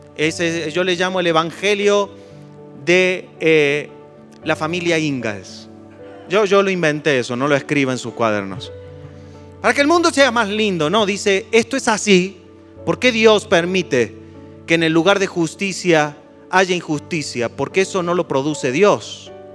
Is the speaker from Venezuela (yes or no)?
no; Argentina; yo me siento argentino, pero es una casualidad que sea argentino